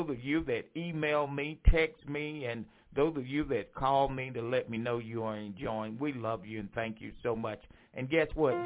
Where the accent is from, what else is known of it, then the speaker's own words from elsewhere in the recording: Franklinton, North Carolina, United States; moved away; my hometown, Franklinton, North Carolina